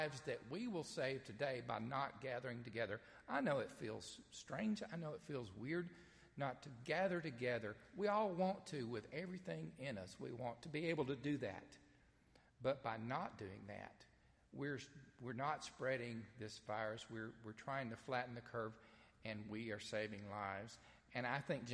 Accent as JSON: {"language": "English", "region": "the South", "country": "United States", "accent": "southern", "said": "I try to speak Greek in my southern accent"}